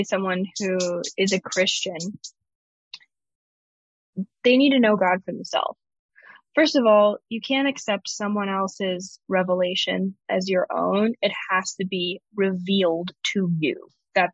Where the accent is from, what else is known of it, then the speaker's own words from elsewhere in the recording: the South, United States; moved away as an adult; now in Israel; growing up for the second part of my childhood, in the South